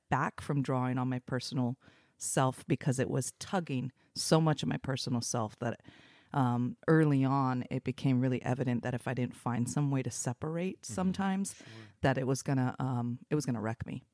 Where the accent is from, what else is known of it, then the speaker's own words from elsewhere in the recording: Portland, Oregon, United States; also born or lived in Los Angeles, United States; I was raised in Portland